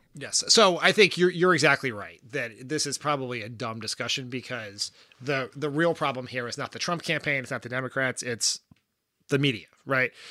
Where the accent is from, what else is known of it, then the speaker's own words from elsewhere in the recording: Wilmington, Delaware, United States; moved away as an adult; also born or lived in Washington; like Joe Biden, I am from Delaware. Delaware's a small place. I have seen Joe Biden, known Joe Biden, been around Joe Biden